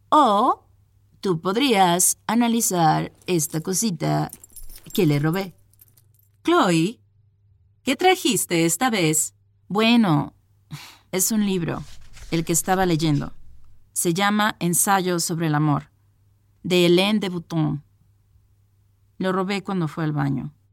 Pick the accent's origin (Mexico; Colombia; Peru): Mexico; now in Madrid, Spain; Empezamos a hablar sobre café y le dije que vengo de México y que a mi mamá siempre le gustó el café de allá, etc.